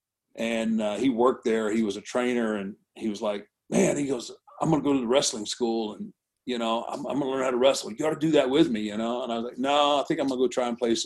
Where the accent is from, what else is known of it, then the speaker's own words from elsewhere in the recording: Houston, Texas, United States; I grew up in Houston with Paul Bosch